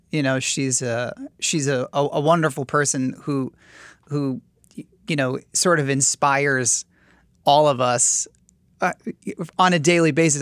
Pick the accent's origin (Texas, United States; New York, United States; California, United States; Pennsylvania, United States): New York, United States; New York City; as a New Yorker